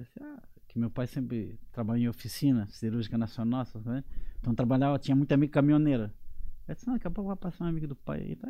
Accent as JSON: {"language": "Portuguese", "town": "Siderópolis", "region": "Santa Catarina", "country": "Brazil", "tie": "born or raised there", "moved": "as an adult", "lives_now": "Portugal", "said": "a minha vida começa em Siderópolis, de onde eu sou natural."}